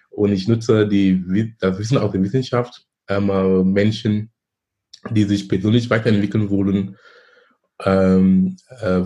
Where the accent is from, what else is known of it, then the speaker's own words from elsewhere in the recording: Cameroon; moved away as an adult; now in Germany; Ich komme ursprünglich aus Kamerun. Ich lebe in Deutschland seit fast 20 Jahren. Bin damals gekommen wegen Studium